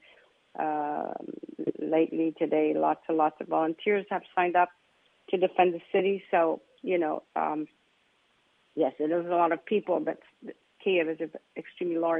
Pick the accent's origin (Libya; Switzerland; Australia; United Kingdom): Switzerland; also born or lived in Russia; now in Ukraine; I'm from Switzerland